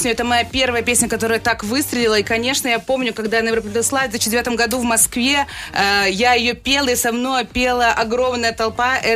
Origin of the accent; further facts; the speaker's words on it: Hamburg, Germany; Я вообще из Гамбурга, там две команды футбольные, поэтому сижу с футболом каждые выходные